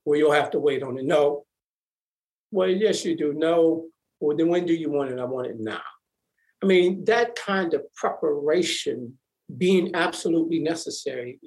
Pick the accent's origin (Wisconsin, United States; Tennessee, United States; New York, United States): Wisconsin, United States; Milwaukee; I grew up in Milwaukee, three brothers and a sister.